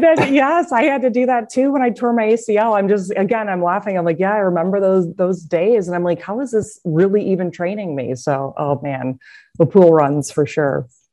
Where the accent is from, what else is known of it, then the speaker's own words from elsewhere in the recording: Cedar Rapids, Iowa, United States; Growing up, I'm from Cedar Rapids, Iowa